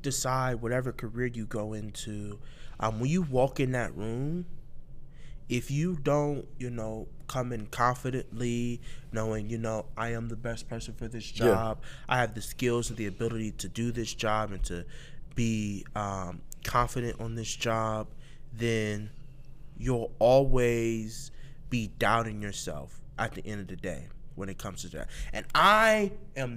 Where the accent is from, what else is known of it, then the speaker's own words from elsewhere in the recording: Columbus, Ohio, United States; I'm from Mount Vernon, Northeast Columbus, Atchison, that area